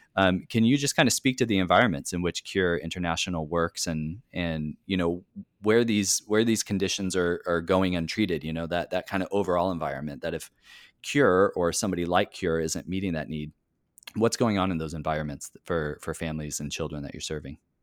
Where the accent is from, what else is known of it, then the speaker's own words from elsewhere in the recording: California, United States; now in Tacoma, United States; I'm a Californian, but I was coming directly from my home here in Tacoma